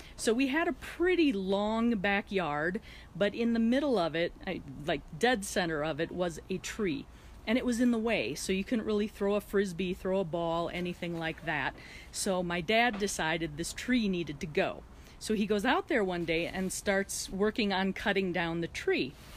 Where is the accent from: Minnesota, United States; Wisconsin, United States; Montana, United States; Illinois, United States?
Wisconsin, United States; And I grew up in Wisconsin, so winters there are very cold.